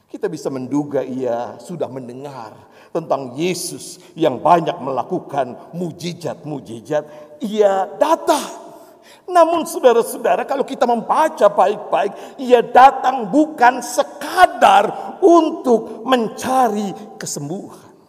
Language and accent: Indonesian; Java, Indonesia; Seperti saya orang Jawa yang jatuh cinta pada orang Batak istri saya.